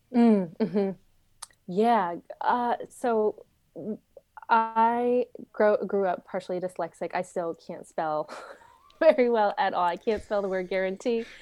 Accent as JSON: {"language": "English", "region": "Saskatchewan", "country": "Canada", "tie": "born or raised there", "also_born_or_lived": "Arizona", "moved": "as an adult", "said": "the town that I grew up in, in Saskatchewan, Canada, it had five hundred people."}